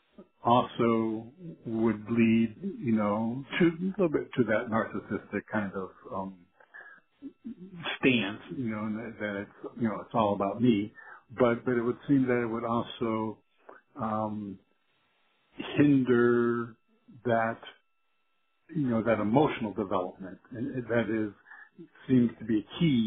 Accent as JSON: {"language": "English", "region": "South Carolina", "country": "United States", "said": "I'm from South Carolina."}